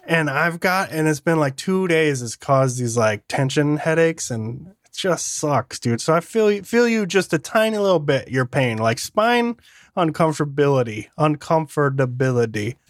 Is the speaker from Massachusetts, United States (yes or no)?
no; Michigan, United States; moved away; I grew up in Michigan